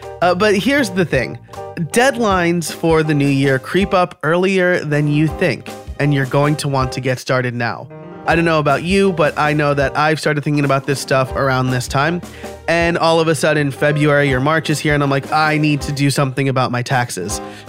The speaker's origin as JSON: {"language": "English", "region": "New York", "country": "United States", "lives_now": "Pennsylvania, United States", "said": "as a New Yorker supplanted to Pennsylvania, the not paying my local taxes thing bit me a couple of times"}